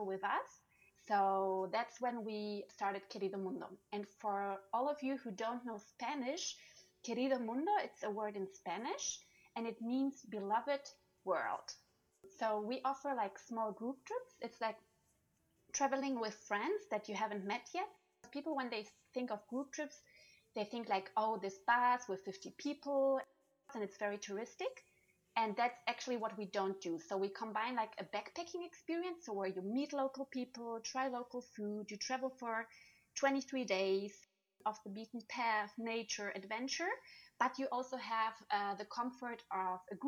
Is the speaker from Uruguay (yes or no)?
no; Germany; accent: German; English is a second language; also born or lived in Barcelona, Spain / Australia / Brazil / Latin America; now in Vancouver, Canada; my accent is from Germany, but I lived all over the world. I lived in Barcelona, I lived in Australia, I lived in Brazil. Right now I'm living in Vancouver